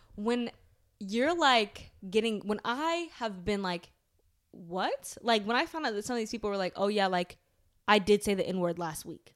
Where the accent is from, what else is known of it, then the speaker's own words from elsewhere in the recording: United States; So, we're American.